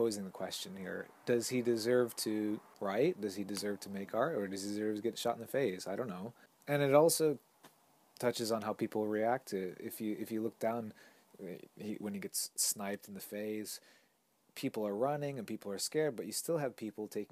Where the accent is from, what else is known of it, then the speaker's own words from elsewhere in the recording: United States; now in Tokyo, Japan; we're all from the States here